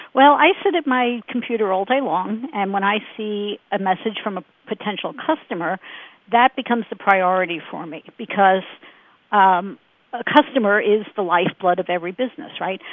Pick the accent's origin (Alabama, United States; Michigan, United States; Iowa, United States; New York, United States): New York, United States; Brooklyn; moved away as an adult; now in Phoenix, United States; We grew up in Brooklyn